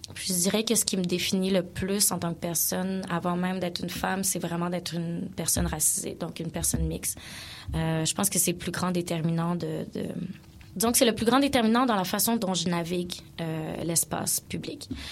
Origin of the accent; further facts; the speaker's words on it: Quebec, Canada; also born or lived in South Africa; ici, bon, on est à Montréal, donc, je suis francophone, je suis québécoise